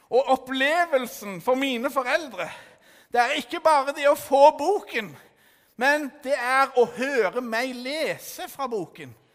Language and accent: Norwegian; Stavanger, Rogaland, Norway; Jeg er fra Stavanger. Jeg er 15 år, tro det eller ei.